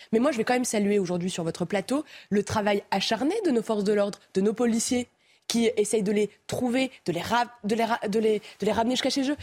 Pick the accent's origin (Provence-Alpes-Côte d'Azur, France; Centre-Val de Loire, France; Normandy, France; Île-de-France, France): Centre-Val de Loire, France; Romorantin-Lanthenay; now in Nantes, France; Je suis né à Romorantin.